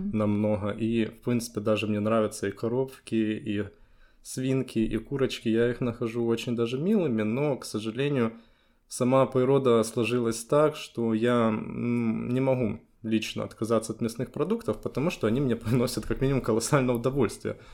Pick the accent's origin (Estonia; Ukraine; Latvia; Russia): Ukraine; Kyiv; also born or lived in Poland; это мой родной город